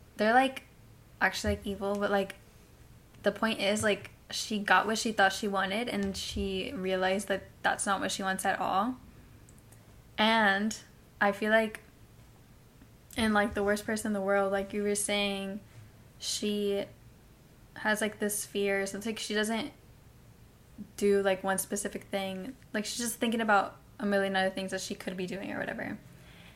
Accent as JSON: {"language": "English", "town": "Hialeah", "region": "Florida", "country": "United States", "also_born_or_lived": "Pembroke Pines, Florida", "said": "I'm from Hialeah."}